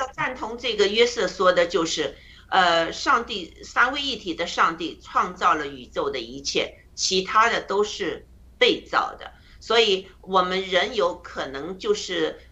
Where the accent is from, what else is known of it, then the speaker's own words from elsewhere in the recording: China; 我们中国人